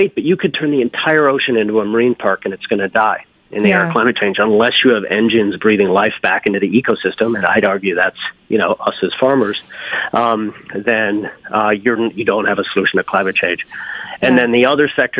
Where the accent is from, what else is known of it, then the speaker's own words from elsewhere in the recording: Newfoundland and Labrador, Canada; now in New Haven, United States; I was born up in Newfoundland, this little village, most eastern point in all of North America, you know, houses painted red, greens, blues, lived next to a fisherman's co-op